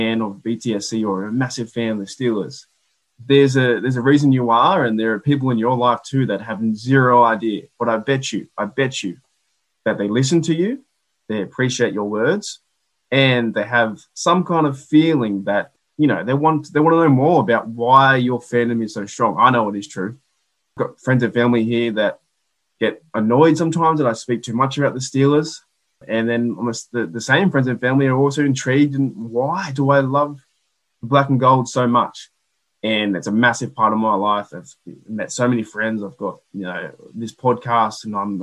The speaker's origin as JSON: {"language": "English", "country": "Australia", "accent": "Bogan", "said": "my mates in Australia here"}